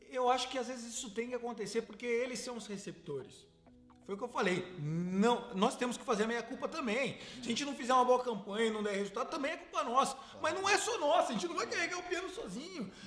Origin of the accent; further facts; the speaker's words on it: Sorocaba, São Paulo, Brazil; e eu sou sorocabano, que não